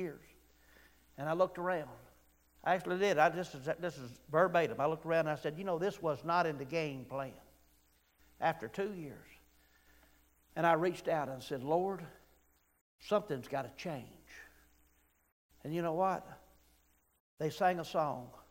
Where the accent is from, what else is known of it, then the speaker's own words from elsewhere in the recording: Weaver, Alabama, United States; when I grew up in Weaver, Alabama